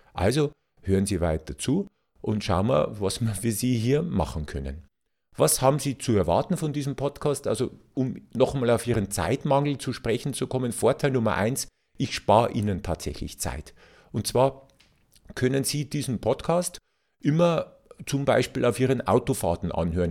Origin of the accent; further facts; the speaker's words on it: Bavaria, Germany; als Bayer